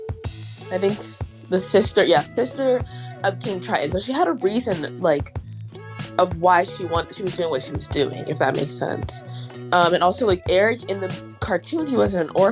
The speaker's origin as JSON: {"language": "English", "country": "Nigeria", "said": "I'm Nigerian"}